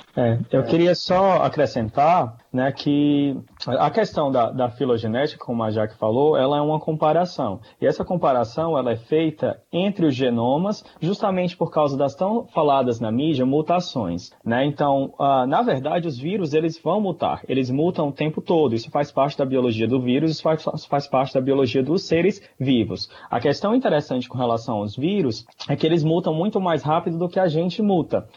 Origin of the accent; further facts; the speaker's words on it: Quixeramobim, Ceará, Brazil; moved away; eu sou de uma cidade no interior do Ceará, sou de Quixeramobim